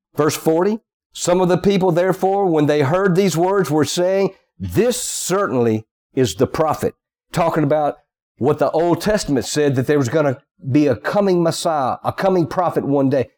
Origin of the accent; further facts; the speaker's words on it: the South, United States; accent: Southern; They know I'm from the South. They can just tell by the way I sound.